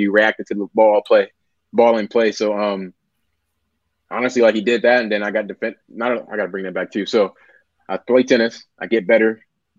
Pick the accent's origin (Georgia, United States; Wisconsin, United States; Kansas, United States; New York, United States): Wisconsin, United States; Milwaukee; moved away; Originally, I'm from Milwaukee, Wisconsin, up north